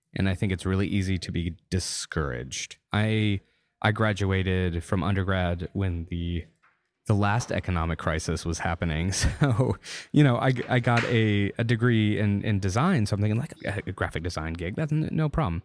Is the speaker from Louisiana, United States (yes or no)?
yes; Louisiana, United States; moved away; also born or lived in Austin, Texas; growing up in Louisiana